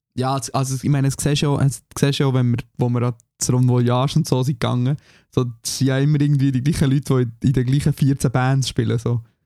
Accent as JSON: {"language": "German", "country": "Switzerland", "moved": "yes", "lives_now": "Germany", "said": "für mich als Schweizer"}